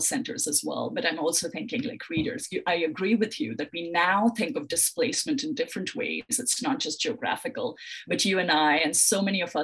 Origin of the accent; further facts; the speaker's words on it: Mumbai, Maharashtra, India; moved away as an adult; now in United States; I grew up in Mumbai.